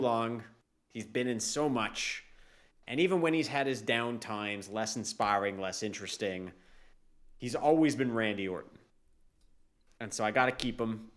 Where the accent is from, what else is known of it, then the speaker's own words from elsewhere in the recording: Canada; as a Canadian